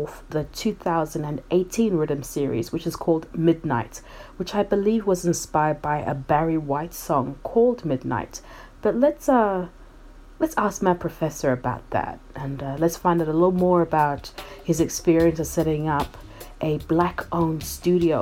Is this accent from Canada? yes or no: no; Zimbabwe; now in Australia; I am originally from Zimbabwe and I've been living in Australia for many, many years now.